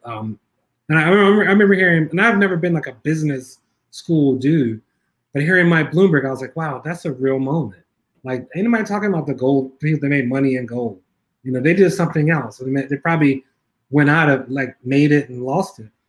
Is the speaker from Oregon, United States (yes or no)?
no; Philadelphia, Pennsylvania, United States; I grew up in North Philly